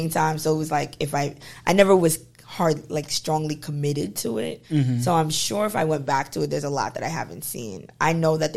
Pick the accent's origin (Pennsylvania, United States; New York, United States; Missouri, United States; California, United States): New York, United States; New York City; also born or lived in Long Island / Brooklyn; born in Queens, to Long Island, to Brooklyn